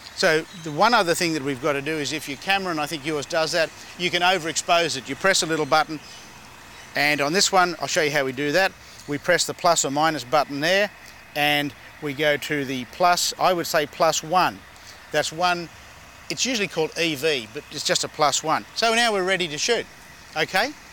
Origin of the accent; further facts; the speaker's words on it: Sydney, New South Wales, Australia; now in Los Angeles, United States; from Los Angeles, but we're here in my hometown of Sydney